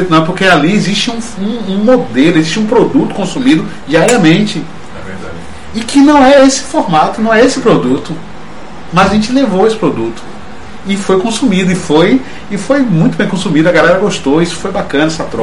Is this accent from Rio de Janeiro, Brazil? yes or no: no; Salvador, Bahia, Brazil; Enquanto eu não toco, eu sou de Salvador, estou assistindo só a apresentação.